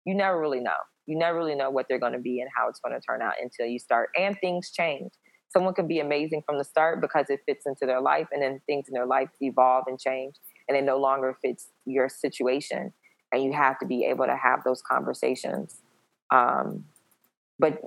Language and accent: English; the South, United States; I'm from the South.